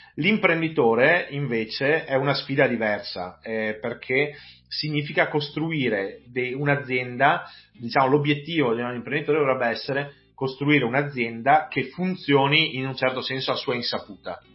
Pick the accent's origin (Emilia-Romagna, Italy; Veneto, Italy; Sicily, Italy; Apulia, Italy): Veneto, Italy; Vigo di Cadore; now in Belluno, Italy; io non sono neppure nato a belluno, anche se non, non molto lontano, nel senso che sono, vengo da Vigo di Cadore, mi sono trasferito a Belluno vent'anni fa